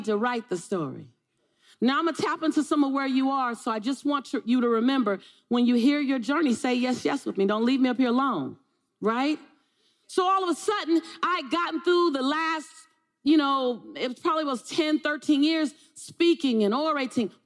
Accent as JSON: {"language": "English", "town": "Los Angeles", "region": "California", "country": "United States", "said": "I'm from South Central"}